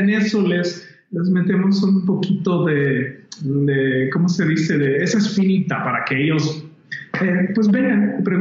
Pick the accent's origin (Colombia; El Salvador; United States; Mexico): El Salvador; Ah, yo soy salvadoreño.